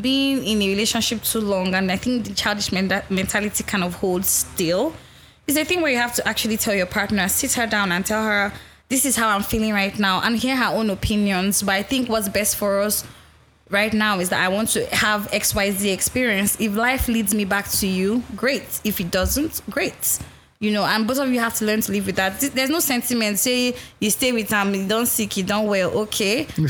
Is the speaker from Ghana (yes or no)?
yes; Ghana; now in London, United Kingdom; I'm a Ghanaian that was introduced to this podcast by my Nigerian roommates here in London.